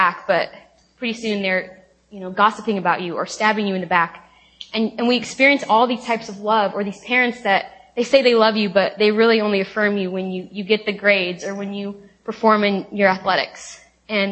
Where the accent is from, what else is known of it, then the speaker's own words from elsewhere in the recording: Lake Oswego, Oregon, United States; moved away as an adult; also born or lived in Tacoma, Washington; now in Seattle, United States; I am from Lake Oswego, Oregon, which is right outside of Portland